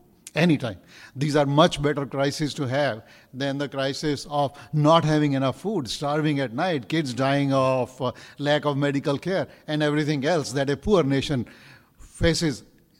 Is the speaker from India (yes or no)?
yes; India; moved away as an adult; now in Menlo Park, United States; from Menlo Park. I come from India, and as I grew up, the virtue that was taught and ingrained in us was to live within your means, live with what you have.